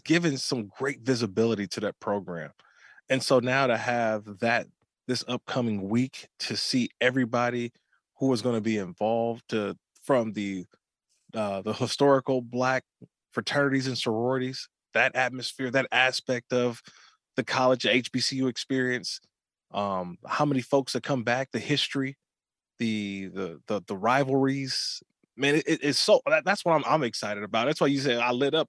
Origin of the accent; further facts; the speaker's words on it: Bay Area, California, United States; I grew up in the Bay Area, uh, mm-hmm. watching the A's and the Giants